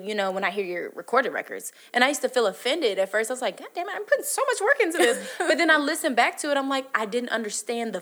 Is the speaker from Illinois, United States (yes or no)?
yes; Chicago, Illinois, United States; growing up in Chicago, I used to just work with, you know, my friends, my producers